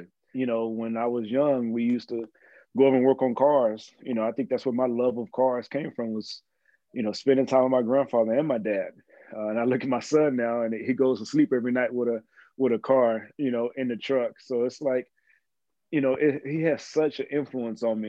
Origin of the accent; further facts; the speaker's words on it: Mexia, Texas, United States; moved away; also born or lived in Arizona; I always tell folks we actually have more cattle than we have people in Mejia, Texas